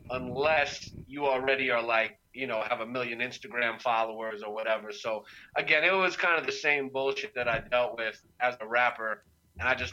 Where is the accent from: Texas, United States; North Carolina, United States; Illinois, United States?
North Carolina, United States; Durham; moved away as an adult; also born or lived in New York; born and raised in Durham.